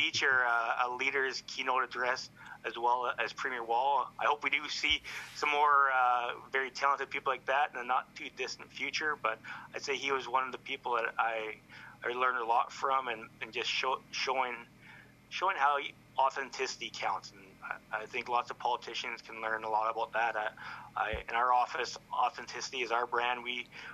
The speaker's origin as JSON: {"language": "English", "country": "Canada", "tie": "born or raised there", "said": "I did grow up as a Canadian"}